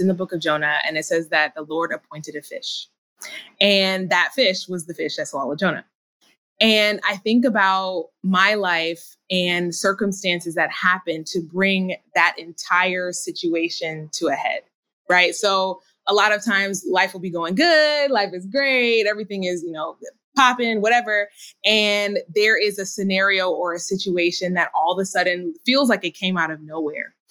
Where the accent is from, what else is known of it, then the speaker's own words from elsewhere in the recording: Minnesota, United States; moved away; also born or lived in California / North Carolina; I grew up in Minnesota, so we eventually made our way back